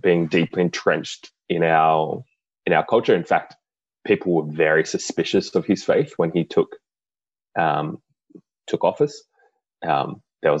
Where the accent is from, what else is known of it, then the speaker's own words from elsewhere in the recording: Sydney, New South Wales, Australia; also born or lived in Canberra; I grew up in Western Sydney